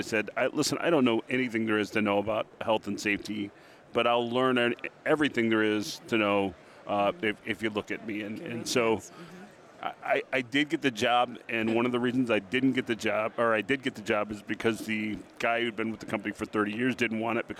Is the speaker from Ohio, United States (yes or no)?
yes; Ohio, United States; I am from just west of Cleveland, Ohio, and our industry is photonics.